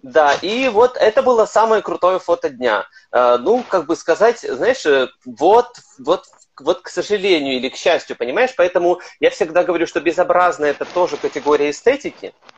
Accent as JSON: {"language": "Russian", "town": "Kryvyi Rih", "region": "Dnipropetrovsk Oblast", "country": "Ukraine", "tie": "born or raised there", "moved": "yes", "lives_now": "Kyiv, Ukraine", "said": "Я родом из Кривого Рога"}